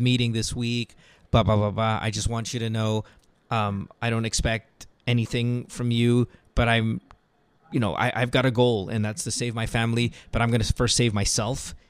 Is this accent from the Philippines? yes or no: yes; Philippines; bilang Pinoy